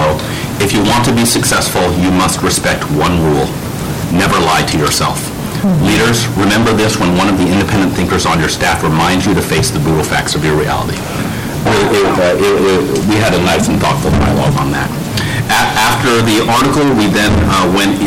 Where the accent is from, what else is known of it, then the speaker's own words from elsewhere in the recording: Houston, Texas, United States; moved away; I'm a born and raised Texan. I grew up in Houston